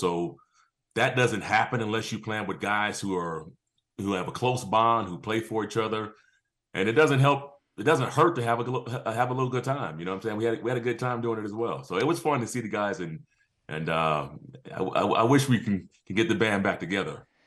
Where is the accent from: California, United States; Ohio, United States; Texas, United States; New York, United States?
California, United States; San Diego; moved away as an adult; also born or lived in Georgia; I'm from San Diego and end up going to Georgia.